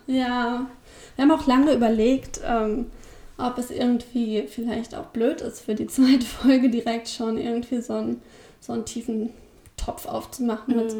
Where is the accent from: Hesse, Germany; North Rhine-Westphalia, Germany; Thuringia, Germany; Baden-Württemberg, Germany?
Hesse, Germany; Rhine-Main area; now in Braunschweig, Germany; das ist äh, so die Frankfurt-Hanau-Ecke